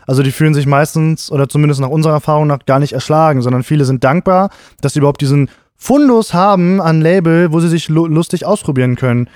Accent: Gifhorn, Lower Saxony, Germany; also born or lived in Braunschweig; meine Heimatstadt

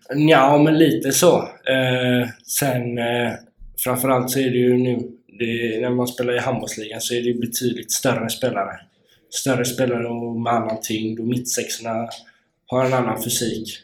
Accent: Kungsbacka, Halland County, Sweden; moved away; Jag är ju uppväxt i Kungsbacka.

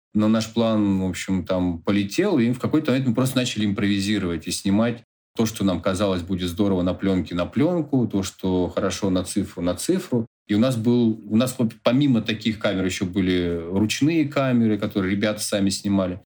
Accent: Khanty-Mansiysk, Khanty-Mansi Autonomous Okrug, Russia; В Ханты-Мансийске, в моем родном городе

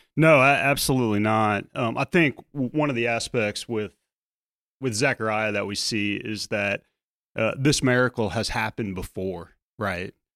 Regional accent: South Louisiana, United States; as a kid growing up in South Louisiana

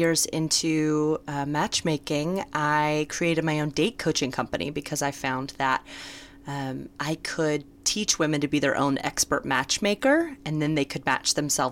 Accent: Birmingham, Alabama, United States; moved away as an adult; now in New York, United States; I am from Birmingham, Alabama, and I am 26

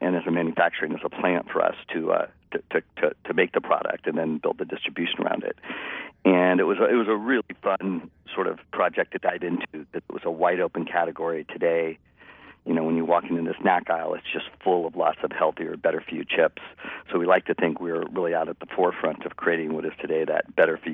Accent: San Francisco Bay Area, California, United States; I'm a native of the Bay Area. So I grew up in the San Francisco Bay Area and never left

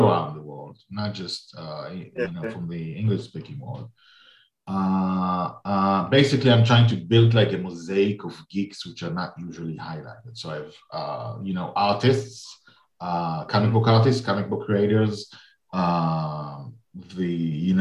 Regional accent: Nigeria; I'm from Nigeria

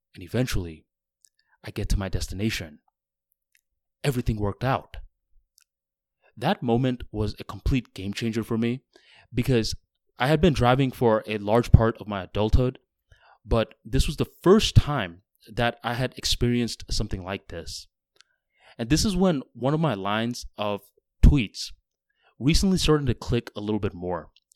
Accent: Florida, United States; I'm from Florida, where all the roads are flat

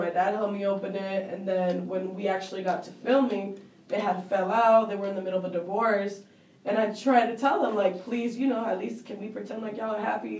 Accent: Mexico; now in Miami, United States; I grew up in Mexico.

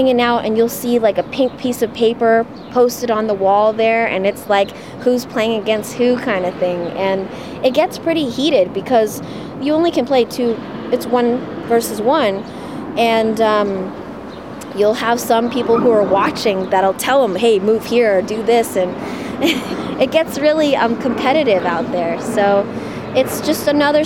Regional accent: United States; we here are all Americans

